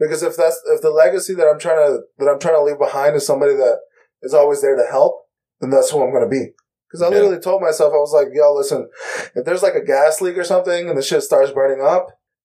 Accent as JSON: {"language": "English", "region": "North Carolina", "country": "United States", "said": "I'm from North Carolina, and I'm an analyst"}